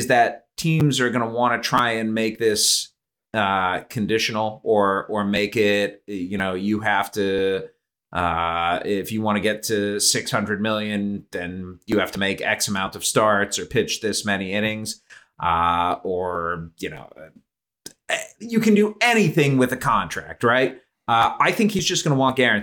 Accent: Cleveland, Ohio, United States; I grew up in Cleveland

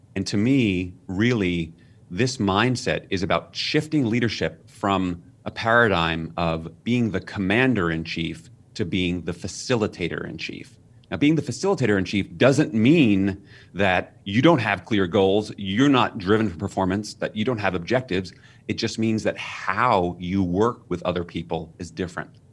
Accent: New York City, New York, United States; I was raised in New York City.

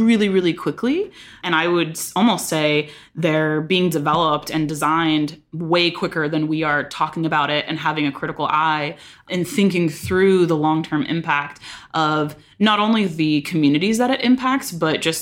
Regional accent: San Diego, California, United States; I grew up in San Diego.

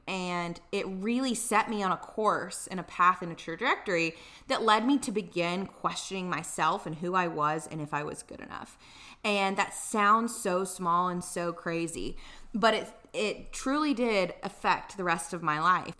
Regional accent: Tuscaloosa, Alabama, United States; moved away as an adult; also born or lived in Dallas / San Diego; now in Atlanta, United States; I'm originally from Tuscaloosa, Alabama

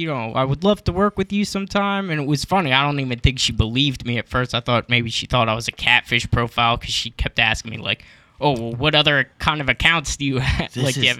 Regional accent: Pennsylvania, United States; Well, originally I'm from a small suburb outside of Philadelphia, but I've been living in Philadelphia since I was like 18.

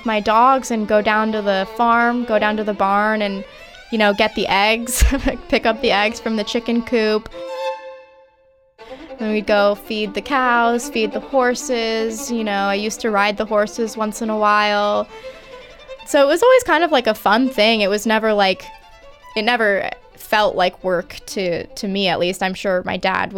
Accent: Rapid City, South Dakota, United States; I was born in Rapid City, South Dakota.

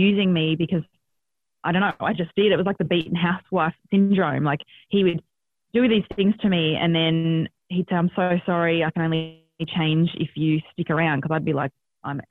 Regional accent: Australia; born or raised there

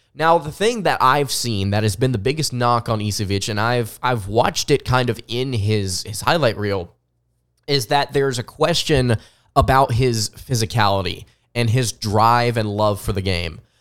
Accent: the South, United States; accent: somewhat Southern; I'm just doing it here in my somewhat Southern accent

